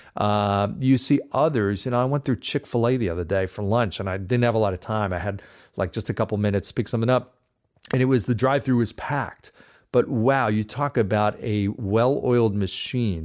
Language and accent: English; New Jersey, United States; I grew up in New Jersey